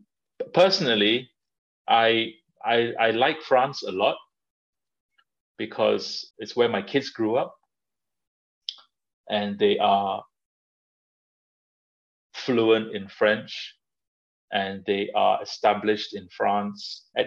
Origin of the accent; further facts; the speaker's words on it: Malaysia; like Malaysia is my home. It's where all my relatives are, where my parents are. I have friends there. I am Malaysian in the way that I love eating and I love just socializing